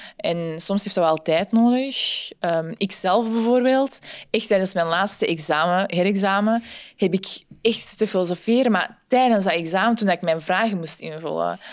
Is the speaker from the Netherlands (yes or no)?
no; Antwerp, Flanders, Belgium; also born or lived in Ghent; ik ben van Antwerpen, maar studeer in Gent